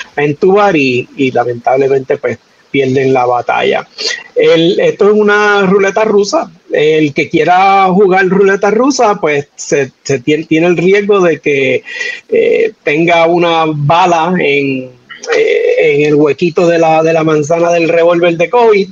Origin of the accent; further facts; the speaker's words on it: Manatí, Puerto Rico; mi pueblo de Manatí